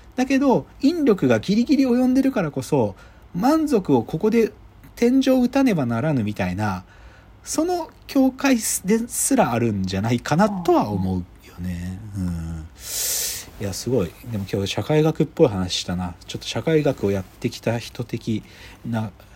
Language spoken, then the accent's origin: Japanese; Gunma, Japan; moved away; 僕群馬出身だからさ